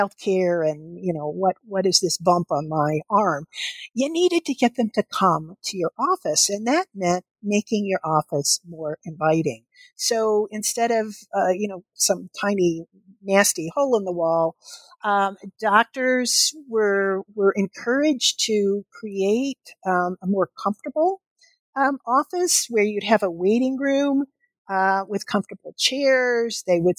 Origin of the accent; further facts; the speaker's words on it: Kentucky, United States; I would remember the doctor's office that I went to as a child growing up in Kentucky.